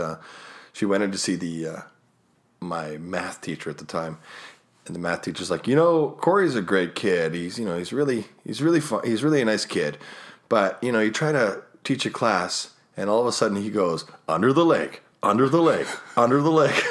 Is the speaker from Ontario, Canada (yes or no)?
no; Winnipeg, Manitoba, Canada; I was born in Winnipeg